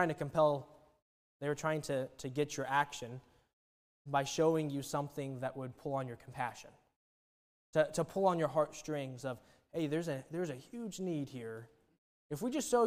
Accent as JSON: {"language": "English", "region": "Oklahoma", "country": "United States", "said": "I'm from Oklahoma"}